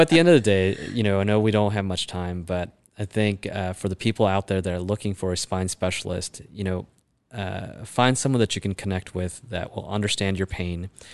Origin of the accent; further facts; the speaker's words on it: Chicago, Illinois, United States; born and raised in Chicago.